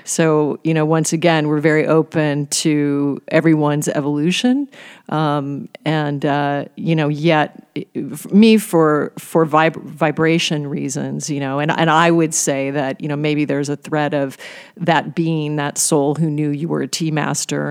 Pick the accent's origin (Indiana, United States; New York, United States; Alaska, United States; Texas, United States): Alaska, United States; I was raised in Alaska on game meat